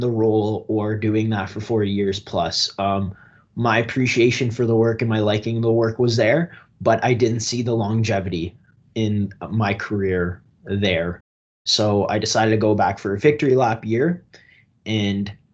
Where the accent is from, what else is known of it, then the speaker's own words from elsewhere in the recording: Strathroy, Ontario, Canada; Originally, I grew up in Strathroy, Ontario, a big blue-collar town just outside of London, southwestern Ontario.